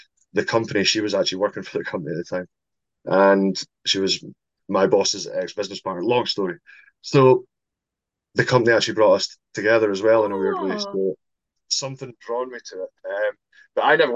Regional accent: St Andrews, Scotland, United Kingdom; moved away as an adult; now in Edinburgh, United Kingdom; Although I'm not from Edinburgh, I'm from St Andrews, the home of golf. So I was still living mm-hmm. in St Andrews at that time.

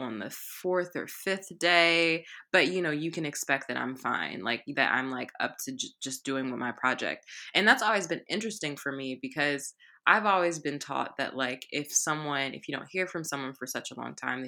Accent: United States; I'm like American

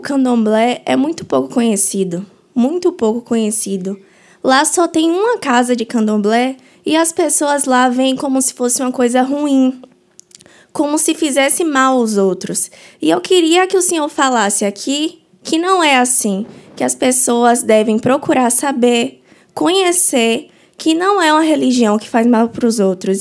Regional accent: interior of southern Bahia, Brazil; eu sou do sul, do interior da Bahia

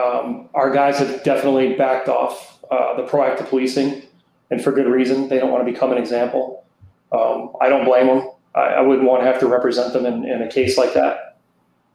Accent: Chicago, Illinois, United States; now in South Florida, United States; I grew up in Chicago

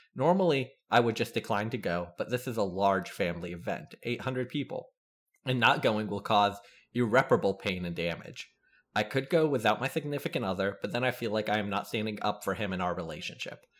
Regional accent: South Carolina, United States; I'm from South Carolina

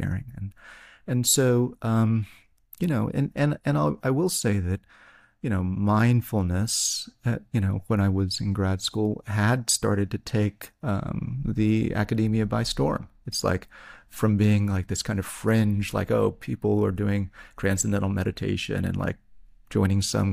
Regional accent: Tennessee, United States; I'm from Tennessee.

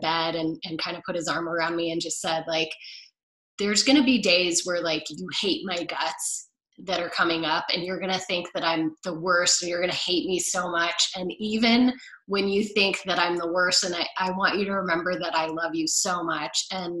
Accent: England, United Kingdom; So I would love to go see them and do all of the things that I did growing up in England.

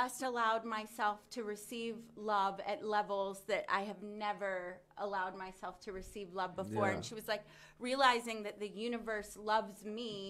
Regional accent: the South, United States; I grew up in the South.

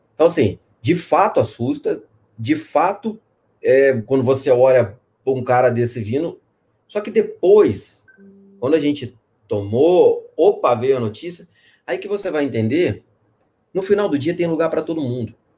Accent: Espírito Santo, Brazil; also born or lived in Minas Gerais; eu sou do Espírito Santo. Tô, nasci em Minas, mas estou aqui no Espírito Santo desde criança

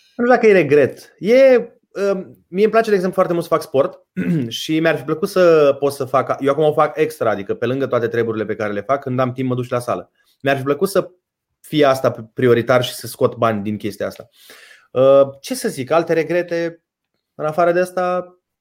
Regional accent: Suceava, Suceava County, Romania; Eu eram din Suceava

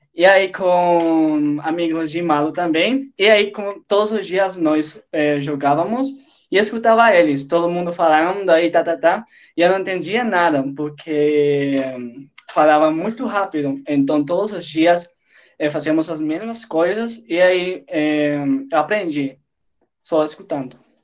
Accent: Colombia; Portuguese is a second language; Eu sou da Colômbia e eu tenho 21 anos

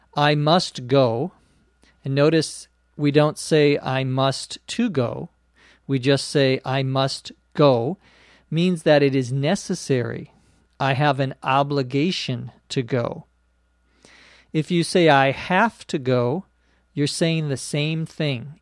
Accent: Minnesota, United States; now in Los Angeles, United States; my home state of Minnesota

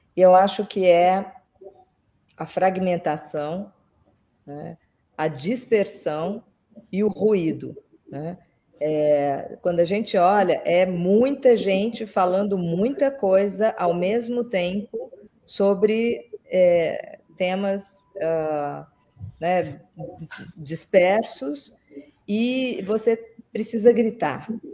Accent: Belo Horizonte, Minas Gerais, Brazil; moved away; eu sou, eu cresci, estudei em Belo Horizonte

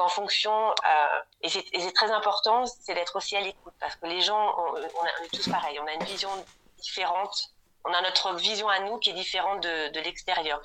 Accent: Rouen, Normandy, France; moved away as an adult; also born or lived in Germany; now in Munich, Germany; je suis née en Normandie à Rouen

